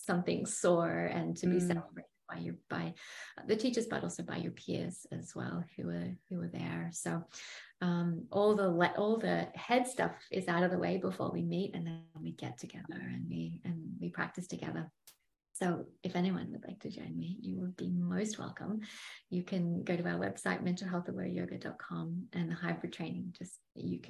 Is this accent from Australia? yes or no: yes; Byron Bay, New South Wales, Australia; my hometown, Byron Bay